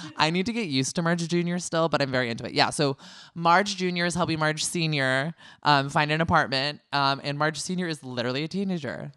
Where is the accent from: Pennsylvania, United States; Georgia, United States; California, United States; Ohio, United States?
California, United States; I'm a California boy all the way